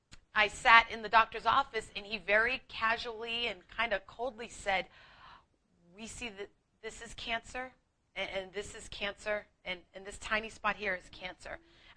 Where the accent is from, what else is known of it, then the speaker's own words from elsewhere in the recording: Boston, Massachusetts, United States; accent: Boston; moved away; I'm just an Irish Catholic girl from Boston who's way too proud to share that, but I will. I'm wicked smart. That's right. I am a wicked smart girl who packs the car. But I've lost a lot of my accent so that you can understand me